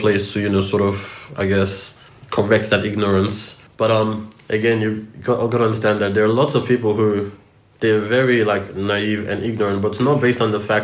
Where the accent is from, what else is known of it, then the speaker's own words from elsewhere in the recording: Port Harcourt, Rivers State, Nigeria; now in Australia; I grew up in Port Harcourt